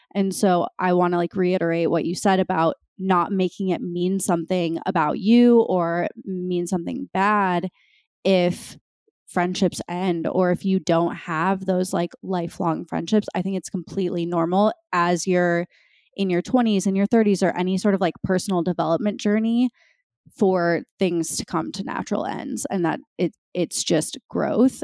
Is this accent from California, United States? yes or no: no; Minnesota, United States; born or raised there; moved away as an adult